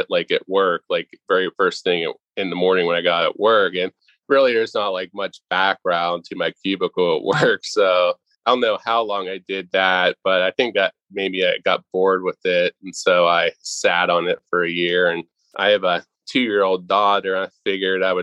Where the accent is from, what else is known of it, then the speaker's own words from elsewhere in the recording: Pittsburgh, Pennsylvania, United States; I'm from the Pittsburgh area